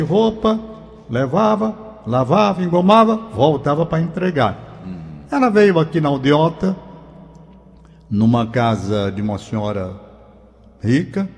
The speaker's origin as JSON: {"language": "Portuguese", "country": "Brazil", "said": "como brasileiro que sou"}